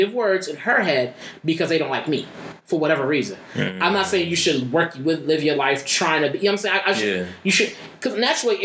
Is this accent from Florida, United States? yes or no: no; Philadelphia, Pennsylvania, United States; I grew up in Philly